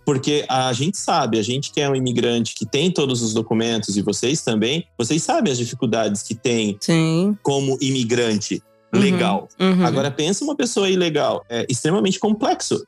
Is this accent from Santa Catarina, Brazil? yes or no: yes; Joinville, Santa Catarina, Brazil; moved away as an adult; now in France; a gente é de Joinville